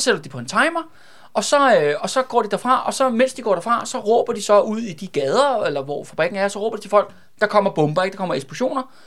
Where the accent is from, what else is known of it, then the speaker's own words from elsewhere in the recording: Glostrup / Brøndby, Capital Region of Denmark, Denmark; som er grænsen mellem Glostrup og Brøndby. Det er derude, hvor jeg er fra